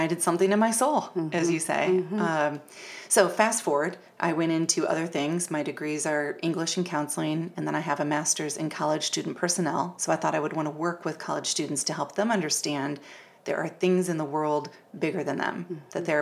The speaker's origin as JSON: {"language": "English", "town": "Fort Wayne", "region": "Indiana", "country": "United States", "tie": "born or raised there", "said": "my hometown of Fort Wayne, Indiana"}